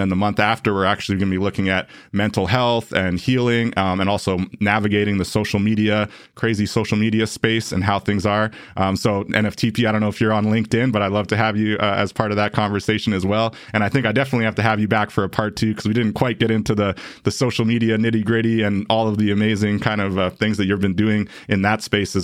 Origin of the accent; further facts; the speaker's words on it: Winnipeg, Manitoba, Canada; Born and raised in Winnipeg, a bit of an urbanite